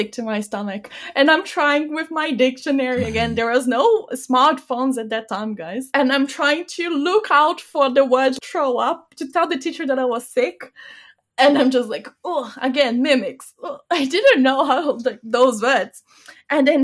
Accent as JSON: {"language": "English", "country": "Bulgaria", "also_born_or_lived": "United States", "first_language": "Bulgarian", "second_language": "English", "moved": "as an adult", "said": "I cannot really use my Bulgarian"}